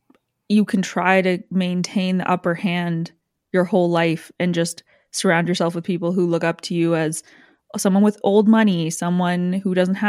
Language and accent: English; Canada; it has no similarity to my life culturally whatsoever as a Canadian.